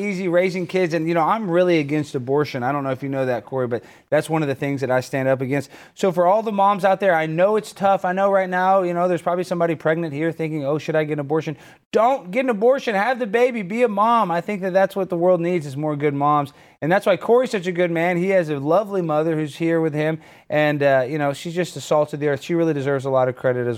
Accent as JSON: {"language": "English", "country": "United States", "said": "I'm American."}